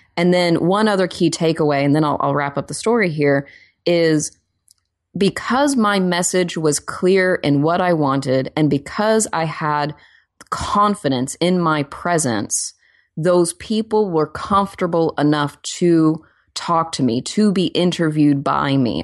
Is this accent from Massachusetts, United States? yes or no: no; Oklahoma, United States; now in Los Angeles, United States; I'm also from Oklahoma